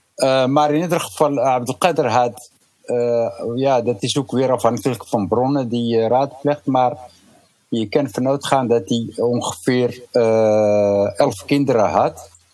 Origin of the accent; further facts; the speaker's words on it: Gzenaya, Rif, Tanger-Tetouan-Al Hoceima, Morocco; now in Netherlands; de omgeving waar ik geboren ben